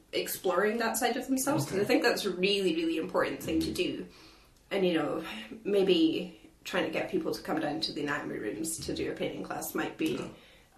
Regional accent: Aberdeen, Scotland, United Kingdom; also born or lived in Galashiels / Glasgow; We're both from Aberdeen, so, you know, we just decided to come home.

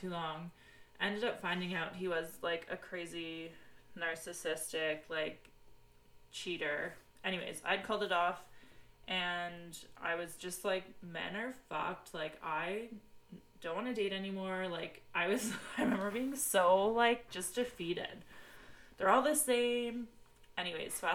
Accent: Peterborough, Ontario, Canada; I am from Peterborough, Ontario, Canada

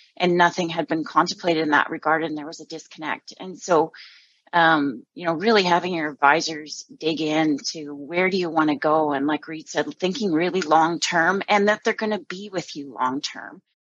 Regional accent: Southern Alberta, Canada; I'm originally from Southern Alberta, growing up on a farm there and gravitated to Northern Alberta

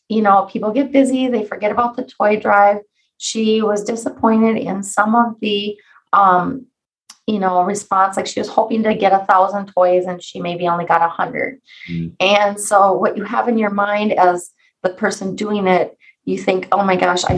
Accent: Alexandria, Minnesota, United States; I'm from Alexandria, Minnesota

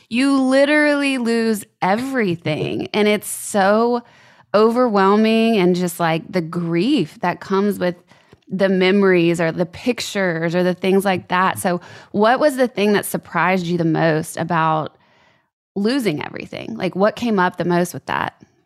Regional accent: Louisiana, United States; I'm from Louisiana, so we have hurricanes and floods

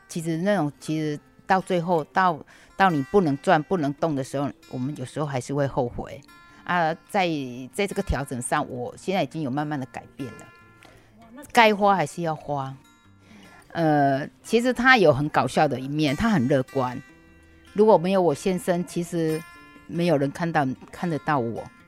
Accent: Lukang, Changhua County, Taiwan; 我是鹿港小镇的伊朗媳妇

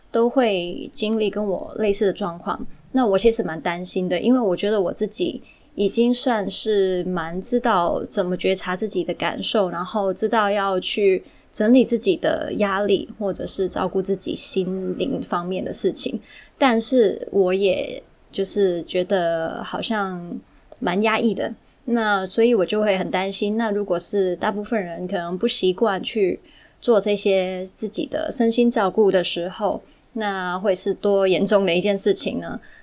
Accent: Hong Kong; 本身是从小就在香港长大的。 对，虽然父母都是台湾人啊，但是我就是一直是香港长大的土生土长

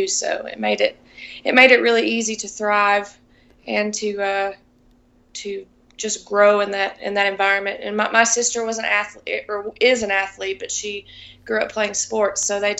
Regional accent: Mount Vernon, Kentucky, United States; I grew up singing in church. I have a wonderfully supportive family, and I was always singing and just always busy growing up in Kentucky

